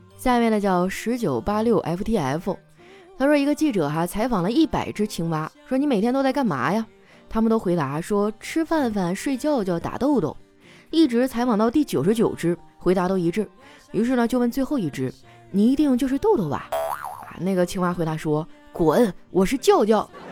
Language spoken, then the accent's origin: Chinese; Qitaihe, Heilongjiang, China; now in Shanghai, China; 我的家乡七台河